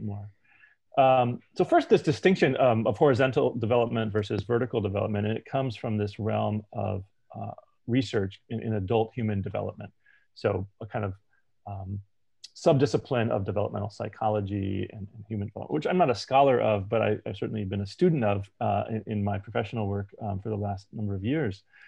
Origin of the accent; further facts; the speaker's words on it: United States; I'm American and I'm gay